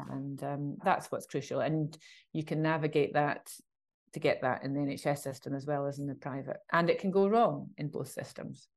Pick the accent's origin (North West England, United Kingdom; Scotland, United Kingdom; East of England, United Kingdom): Scotland, United Kingdom; I'm Scottish